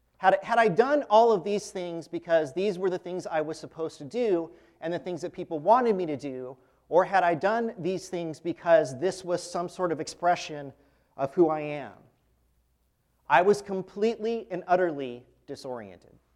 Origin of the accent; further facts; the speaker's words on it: Fresno, California, United States; I'm from Fresno, California, grew up there.